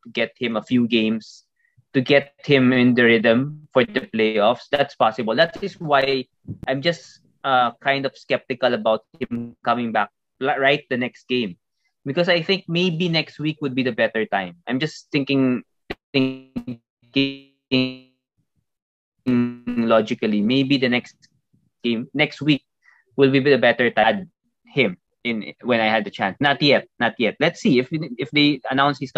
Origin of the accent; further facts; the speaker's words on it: Philippines; we are from the Philippines.